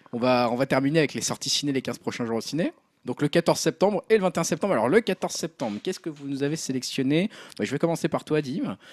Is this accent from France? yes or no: yes; France; nous, en tant que Français